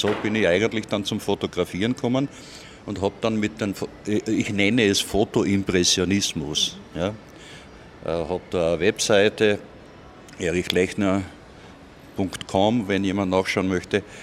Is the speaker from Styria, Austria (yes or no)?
yes; Irdning, Styria, Austria; Und ich bin aus Irdning.